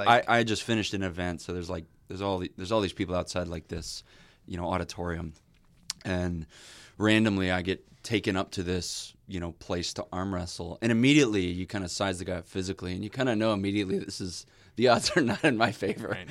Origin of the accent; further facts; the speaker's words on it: Illinois, United States; I'm from Illinois